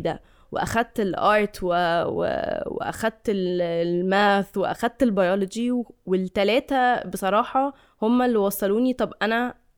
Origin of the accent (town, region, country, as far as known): Egypt